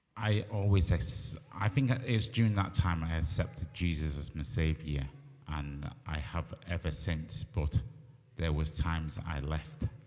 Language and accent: English; Barrow-in-Furness, North West England, United Kingdom; also born or lived in Hong Kong; I moved to Barrow when I was five months old. I've been here, well, most of my life.